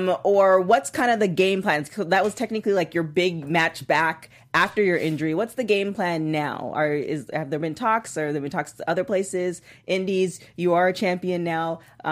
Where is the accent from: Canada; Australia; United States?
Canada; I'm a Canadian